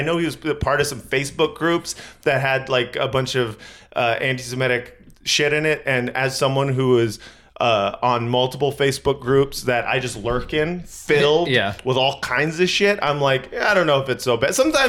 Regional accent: Scotland, United Kingdom; I'm from Scotland, and I didn't know all this stuff.

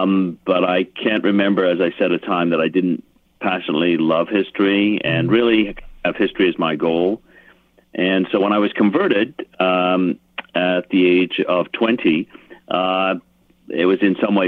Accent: England, United Kingdom; I was born in England, and so I had the privilege of growing up in a context where there was a lot of history, older history around.

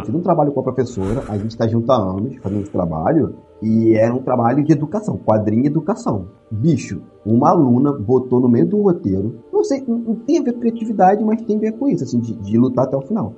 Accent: Magé, Rio de Janeiro, Brazil; moved away; minha, minha terra, né, Magé

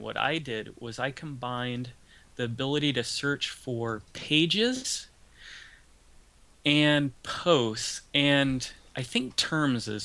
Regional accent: Ventura County, California, United States; I'm from Ventura County, California

